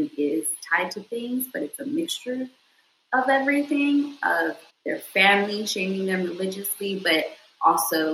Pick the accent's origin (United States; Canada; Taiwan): United States; Houston, Texas; I was raised in Southwest Houston